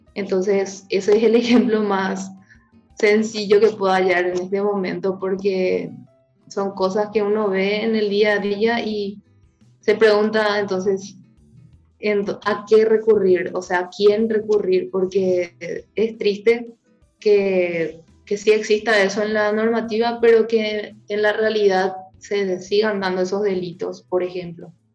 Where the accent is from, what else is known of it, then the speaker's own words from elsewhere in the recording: Paraguay; mi país